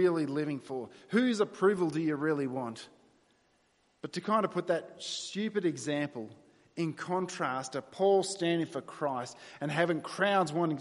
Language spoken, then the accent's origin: English; New South Wales, Australia; moved away; I was born in New South Wales and I grew up there for 25 years